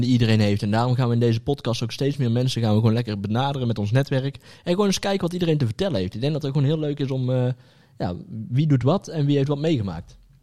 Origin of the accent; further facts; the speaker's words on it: Netherlands; Als Nederlanders.